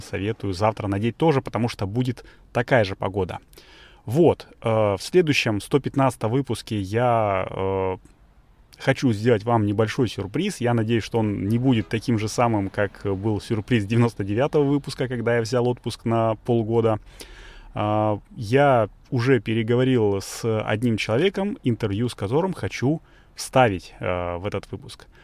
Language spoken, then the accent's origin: Russian; Saint Petersburg, Russia; У нас в Санкт-Петербурге